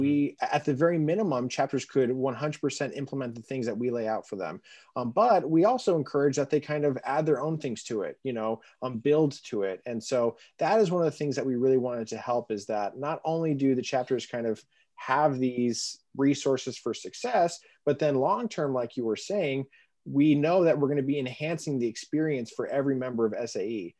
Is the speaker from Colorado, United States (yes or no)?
yes; Colorado, United States; now in Chicago, United States; I'm originally from Colorado